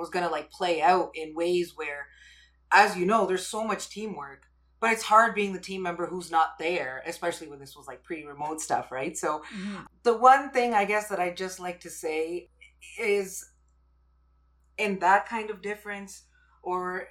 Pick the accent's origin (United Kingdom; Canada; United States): Canada; I'm Canadian, but my parents are from India, and I grew up in a very sort of traditional household.